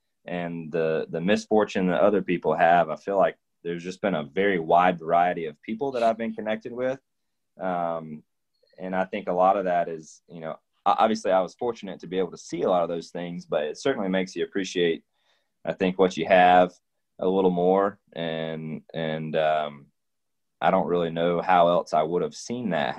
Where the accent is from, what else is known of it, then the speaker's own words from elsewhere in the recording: Dawsonville, Georgia, United States; also born or lived in Colorado; pretty much lived in North Georgia all my life, minus a couple years